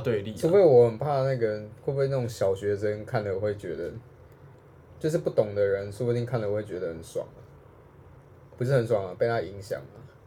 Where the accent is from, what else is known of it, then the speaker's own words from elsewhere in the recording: Taiwan; 我就是台湾人啊